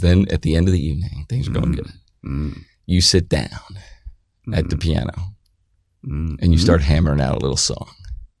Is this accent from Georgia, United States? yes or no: no; Westport, Connecticut, United States; moved away; we grew up in Westport